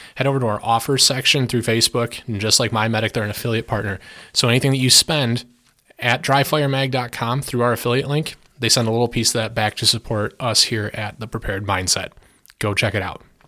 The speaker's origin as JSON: {"language": "English", "country": "United States", "said": "as an American who used to be very, very heavily Democratic"}